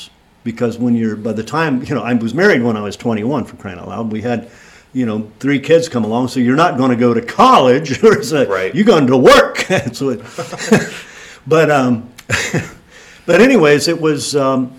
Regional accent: Sugar Grove, United States; I was raised in Sugar Grove

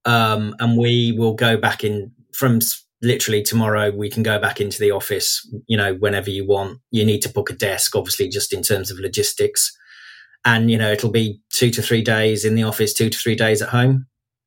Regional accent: Midlands, United Kingdom; being from the Midlands. You know, I was brought up on Walkers

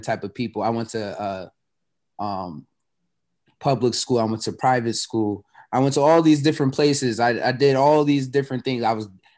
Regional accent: Boston, Massachusetts, United States; I'm from Roxbury also. So, like, just being from Roxbury, growing up there

